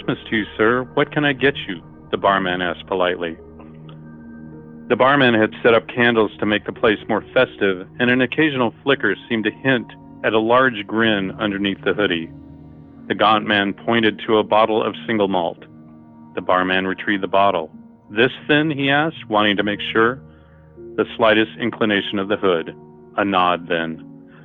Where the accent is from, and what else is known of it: Los Angeles, California, United States; born or raised there; now in Morro Bay, United States